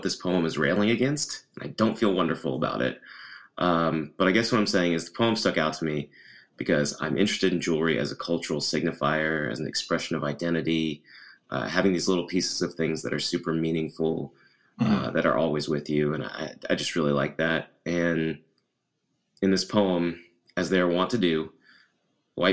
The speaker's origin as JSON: {"language": "English", "region": "Tennessee", "country": "United States", "tie": "born or raised there", "said": "I was raised in Tennessee around very Southern culture"}